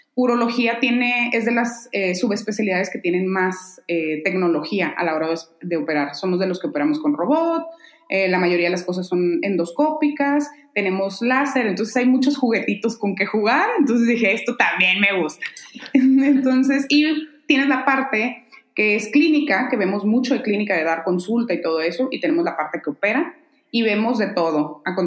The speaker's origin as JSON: {"language": "Spanish", "town": "Mexicali", "region": "Baja California", "country": "Mexico", "moved": "as an adult", "lives_now": "Guadalajara, Mexico", "said": "me decidí por venirme a Guadalajara a estudiar, yo soy de Mexicali"}